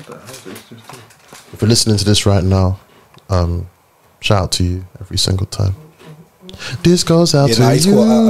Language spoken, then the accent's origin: English; Nigeria; I'm Nigerian